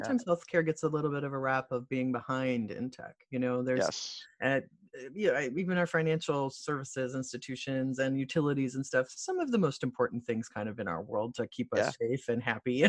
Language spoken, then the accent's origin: English; Midwest, United States; Plus, I'm from the Midwest